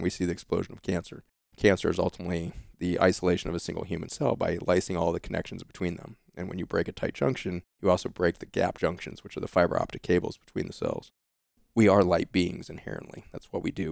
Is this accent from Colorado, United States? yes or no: yes; Boulder, Colorado, United States; we grew up in the Lone Pine housing projects, uh, outside of Boulder, Colorado